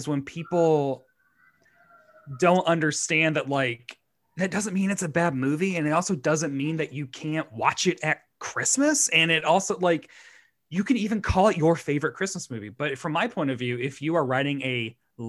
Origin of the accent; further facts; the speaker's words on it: Tennessee, United States; he's from Tennessee, as am